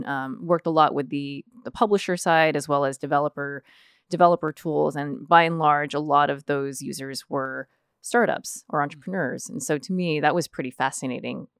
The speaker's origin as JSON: {"language": "English", "town": "Fremont", "region": "California", "country": "United States", "tie": "born or raised there", "said": "for the vast majority of my life was was raised here in the the Bay Area."}